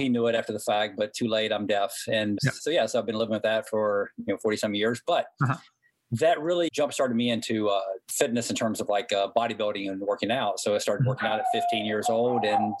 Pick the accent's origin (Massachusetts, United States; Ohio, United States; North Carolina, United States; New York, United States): North Carolina, United States; Hickory; accent: Southern; moved away; I grew up in Hickory, North Carolina. Proud of my hometown.